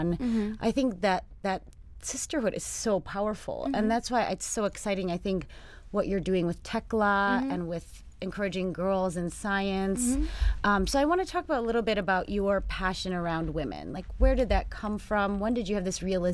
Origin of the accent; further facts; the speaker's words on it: United States; I'm American